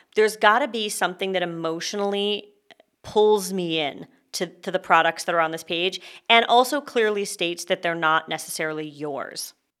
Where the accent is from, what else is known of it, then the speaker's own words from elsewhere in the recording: Canada; now in California, United States; I am a Canadian